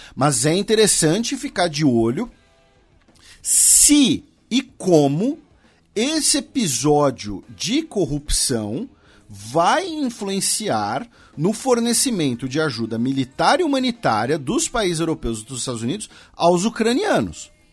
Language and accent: Portuguese; Brazil; nós brasileiros